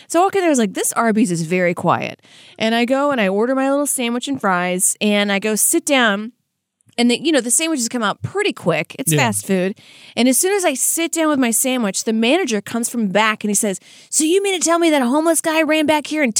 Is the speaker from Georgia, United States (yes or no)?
no; New York, United States; And like as a New Yorker, we know that smell.